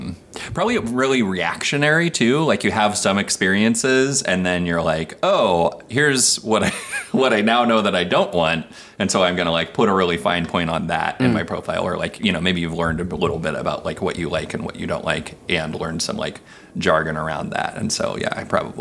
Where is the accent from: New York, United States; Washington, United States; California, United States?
Washington, United States; Seattle; I'm from Seattle originally, traveled a bunch, and settled down here again.